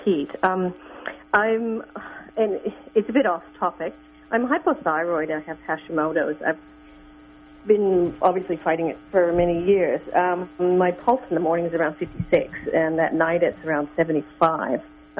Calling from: Australia

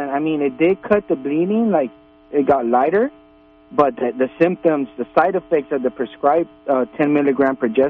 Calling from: Los Angeles, California, United States; Yeah, I'm from Los Angeles.

